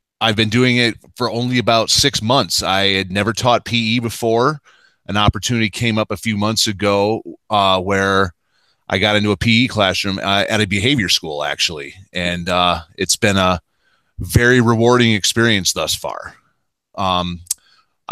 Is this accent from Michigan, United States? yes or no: yes; Michigan, United States; moved away as an adult; also born or lived in Las Vegas; I grew up in Michigan